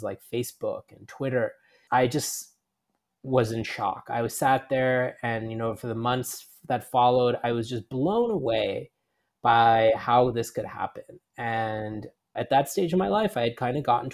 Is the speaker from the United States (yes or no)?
yes; New York City, New York, United States; moved away as an adult; also born or lived in Rajasthan, India / California; now in Singapore; I spent most of my life growing up in New York City